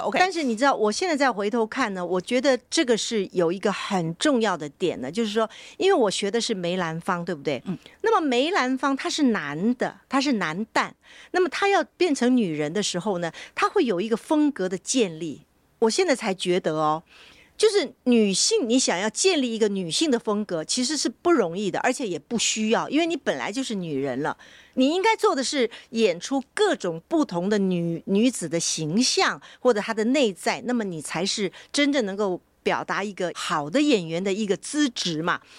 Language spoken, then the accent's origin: Chinese; Taiwan; 我从小在台湾我们学习的时候呢，那时候比较没有受到大陆的这个，呃，演戏的影响哈，所以我们在台湾呢，我是什么流派都演的